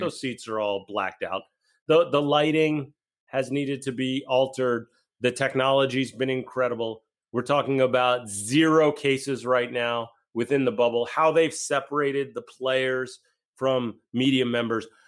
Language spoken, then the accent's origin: English; West Chester, Pennsylvania, United States; I'm from Westchester.